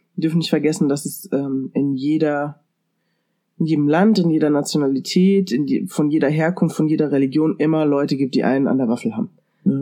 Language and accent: German; Germany; bei uns in Deutschland